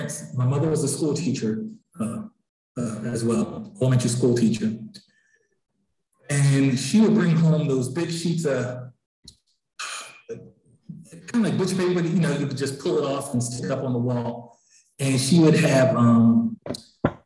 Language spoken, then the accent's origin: English; Philadelphia, Pennsylvania, United States; I grew up in Philadelphia, and the library system here, there's branches all over the city